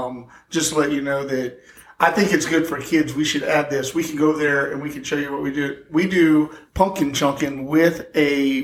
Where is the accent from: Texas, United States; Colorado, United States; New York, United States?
Texas, United States; moved away; I grew up in Texas on a, I guess, a cattle ranch.